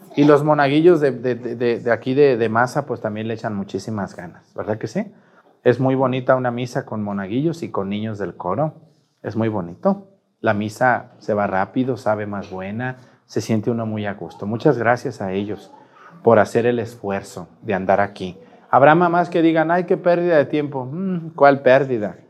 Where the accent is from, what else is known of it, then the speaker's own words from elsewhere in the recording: Mezticacán, Jalisco, Mexico; moved away; Yo también a veces voy a mi pueblo, a Mestigacán